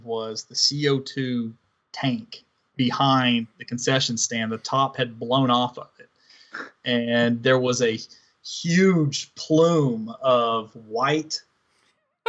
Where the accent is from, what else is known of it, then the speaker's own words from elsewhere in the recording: Northeast Tennessee, United States; moved away; we're all from Northeast Tennessee